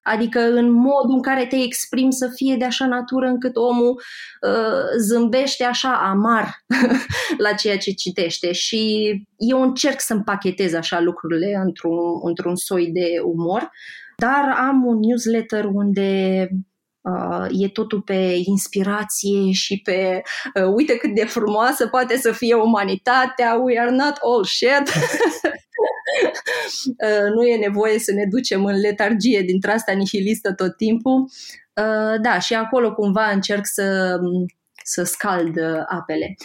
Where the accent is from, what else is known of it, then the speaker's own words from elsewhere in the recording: Moldavia, Romania; moved away as an adult; also born or lived in Iași; now in Bucharest, Romania; Eu sunt din Moldova